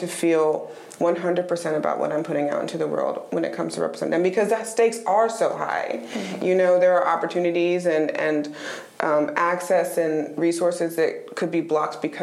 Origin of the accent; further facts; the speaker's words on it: Raleigh, North Carolina, United States; I'm a Raleigh girl. I was raised in Raleigh. I've lived here since I was 3 years old.